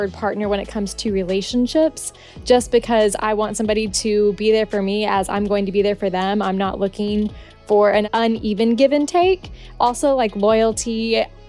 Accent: Oklahoma, United States; moved away as an adult; also born or lived in Texas; now in Los Angeles, United States; I am from Oklahoma, born and raised

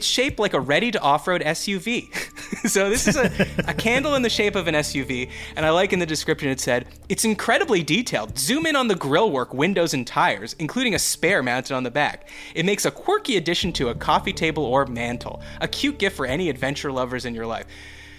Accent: Canada; Yeah, we have the Queen of England on it. We're both Canadian. We have the Queen of England on our money.

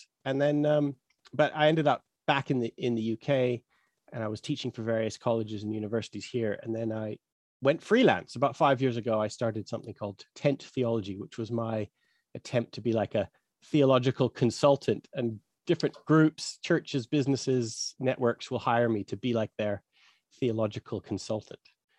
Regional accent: Canada; I grew up in Canada, Western Evangelical Bible Belt.

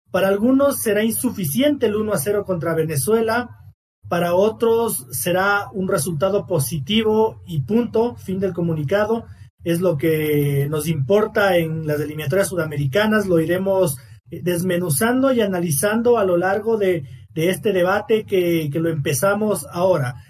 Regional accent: Ecuador; me considero un gran ecuatoriano

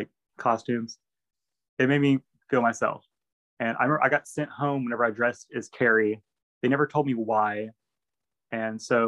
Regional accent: Grapeland, Texas, United States; I'm actually from Grapeland

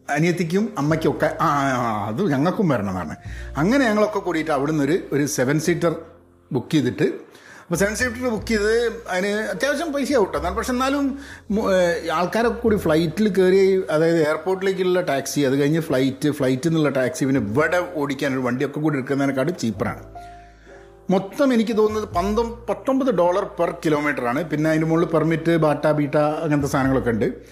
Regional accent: Kozhikode, Kerala, India; born or raised there; now in California, United States

